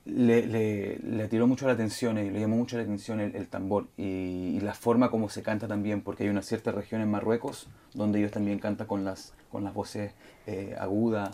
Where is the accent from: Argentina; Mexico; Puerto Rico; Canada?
Canada; Montreal, Quebec; also born or lived in Chile; entonces creciendo en eso, aquí en Montreal eh, fue lo, fue lo que uno creció en eso